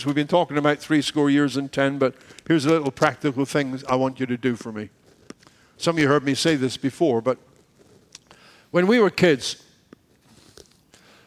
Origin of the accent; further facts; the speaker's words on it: United Kingdom; moved away; we're British